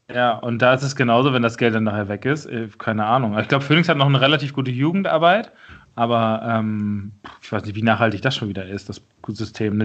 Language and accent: German; Schleswig-Holstein, Germany; ist für mich halt mein, mein Heimatbundesland